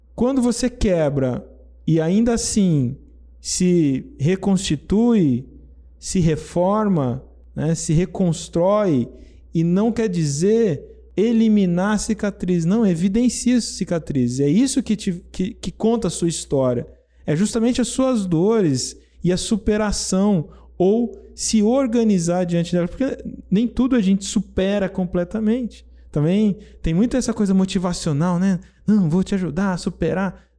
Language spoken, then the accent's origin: Portuguese; interior of São Paulo state, Brazil; eu sou brasileiro do interior paulista, né? Interior de São Paulo